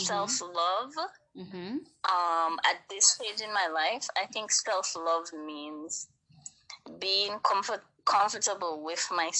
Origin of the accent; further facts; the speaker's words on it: Dominica; now in Brooklyn, United States; I live in Brooklyn, New York, yeah. but I'm originally from the Caribbean, mm-hmm. an island called Dominica.